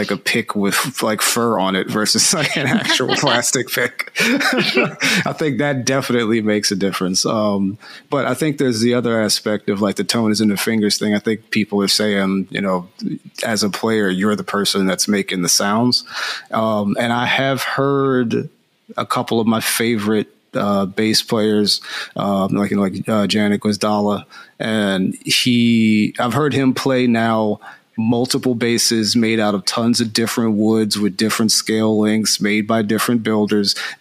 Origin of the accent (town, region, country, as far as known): Philadelphia, Pennsylvania, United States; moved away as an adult; now in California, United States